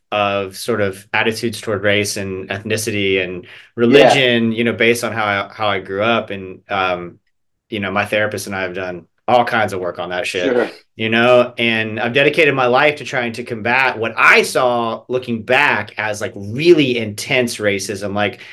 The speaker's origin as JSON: {"language": "English", "region": "Central Florida", "country": "United States", "tie": "born or raised there", "also_born_or_lived": "Elizabethtown, Kentucky", "said": "Small town Kentucky, you know, like, sure. I was born there because there wasn't a hospital in the town that we lived in. And then I grew up in Central Florida, so. You know, it's interesting to me because I'm curious about what it was like growing up Jewish in the South, because I grew up Baptist in the South"}